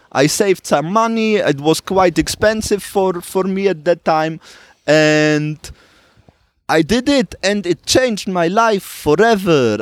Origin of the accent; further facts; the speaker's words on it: Switzerland; I grew up in Switzerland in relative poverty.